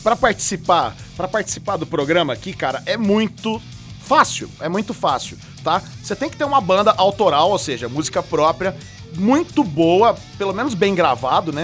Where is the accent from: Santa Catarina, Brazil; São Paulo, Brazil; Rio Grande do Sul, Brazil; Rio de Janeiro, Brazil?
São Paulo, Brazil; Franca; aqui de Franca, cara, da minha cidade natal aqui, Franca Interior de São Paulo